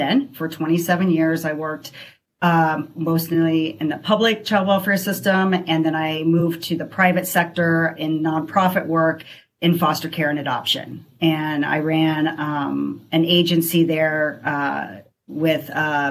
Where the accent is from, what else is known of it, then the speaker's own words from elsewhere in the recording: Carmel, Indiana, United States; moved away as an adult; also born or lived in Chicago, Illinois; now in Lakewood Ranch, United States; I grew up in Indiana, in Carmel, Indiana, and that's where I graduated